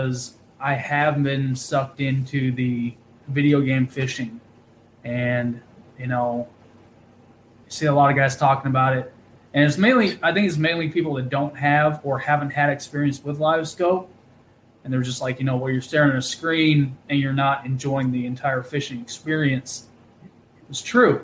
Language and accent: English; Wichita, Kansas, United States; also born or lived in Anchorage, Alaska; now in Tulsa, United States; I grew up in Kansas, and I see, like, buddies that I grew up with in Wichita